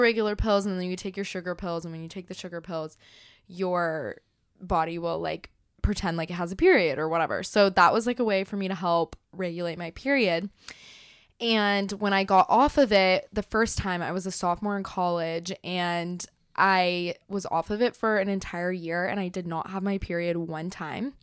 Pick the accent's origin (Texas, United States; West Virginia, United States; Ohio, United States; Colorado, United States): Texas, United States; Dallas; I was born in Dallas. She lives in Dallas. Like, my family's been here for the last twenty years